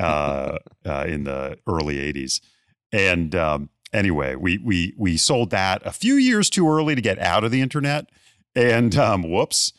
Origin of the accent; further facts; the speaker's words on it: Bethesda, Maryland, United States; moved away; my hometown of Bethesda, Maryland